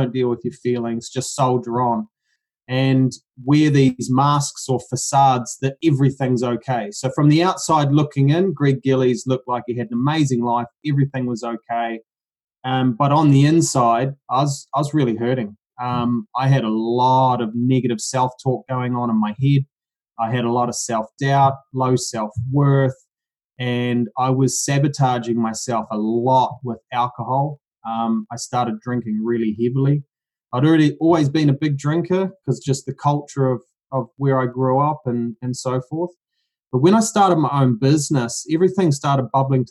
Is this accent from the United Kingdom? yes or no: no; New Zealand; now in Brisbane, Australia; I'm actually from New Zealand. So I grew up country New Zealand, good upbringing